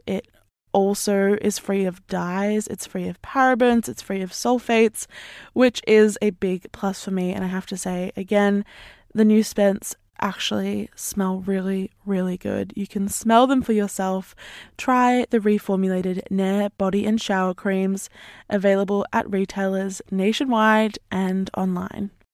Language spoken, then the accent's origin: English; Australia; I'm Australian